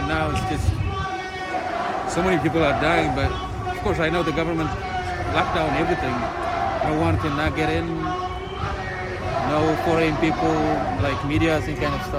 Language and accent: English; Tigray, Ethiopia; moved away as an adult; now in United States; the region I was raised from the country that I am familiar